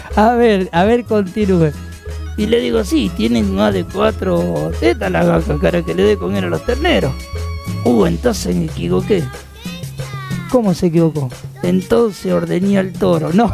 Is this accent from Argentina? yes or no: yes; Quilmes, Buenos Aires Province, Argentina; nosotros venimos de Quilmes de, la zona sur de Quilmes.